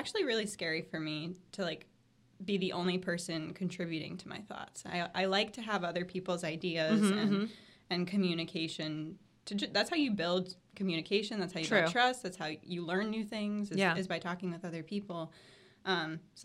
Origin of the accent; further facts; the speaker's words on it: Sebastian, Florida, United States; My hometown is Sebastian, Florida